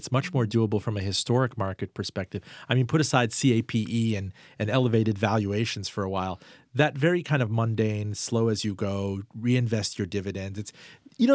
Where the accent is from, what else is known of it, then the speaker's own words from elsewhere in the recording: Miami, Florida, United States; I mean, I was raised in Miami. I wouldn't invest in anything there.